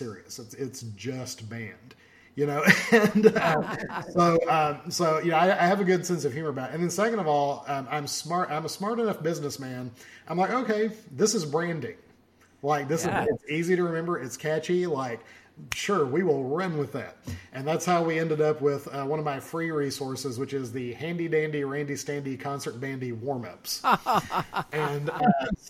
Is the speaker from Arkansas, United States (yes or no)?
yes; Arkansas, United States; I am from Arkansas